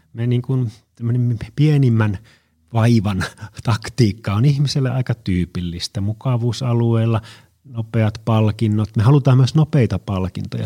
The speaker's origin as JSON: {"language": "Finnish", "town": "Oulu", "region": "North Ostrobothnia", "country": "Finland", "tie": "born or raised there", "moved": "yes", "lives_now": "Tampere, Finland", "said": "mä olen Oulusta kotoisin ja mä käyn siellä joskus"}